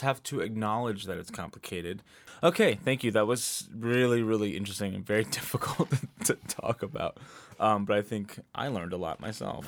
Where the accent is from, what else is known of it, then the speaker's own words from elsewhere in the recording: Pennsylvania, United States; growing up in Pennsylvania, trying to be more white than brown.